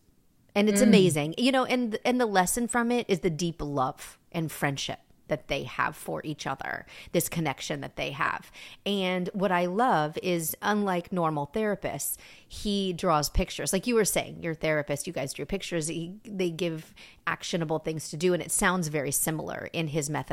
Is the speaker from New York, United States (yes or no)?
yes; New York, United States; I danced growing up in New York